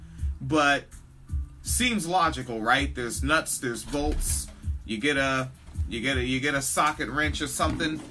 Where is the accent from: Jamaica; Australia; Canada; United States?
United States; Washington; I grew up in Washington State